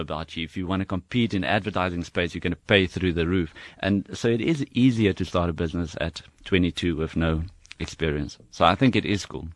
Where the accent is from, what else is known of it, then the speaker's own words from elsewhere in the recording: South Africa; I grew up in Harry Smith